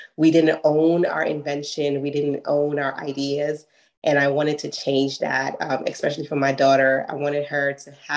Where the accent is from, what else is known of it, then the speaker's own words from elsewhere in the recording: New York City, New York, United States; we're from Brooklyn, New York